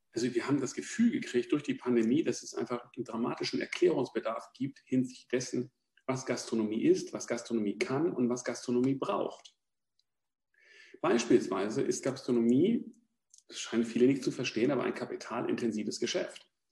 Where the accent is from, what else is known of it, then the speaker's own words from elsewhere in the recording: Germany; jetzt komme ich aus der Nähe von Hamburg